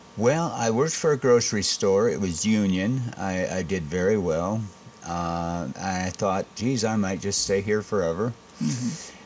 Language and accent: English; Saginaw, Michigan, United States; also born or lived in Cincinnati, Ohio / Columbus, Ohio / Louisiana / Texas; now in Batesville, United States; I was born in Saginaw, Michigan. And uh, grade school, I started at Jesse Loomis